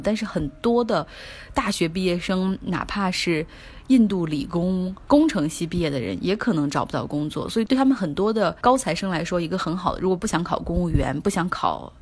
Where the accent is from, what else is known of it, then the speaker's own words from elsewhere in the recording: China; 我们中国人